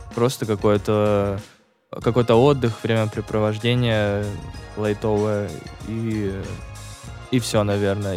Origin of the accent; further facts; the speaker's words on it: Sochi, Krasnodar Krai, Russia; я из Сочи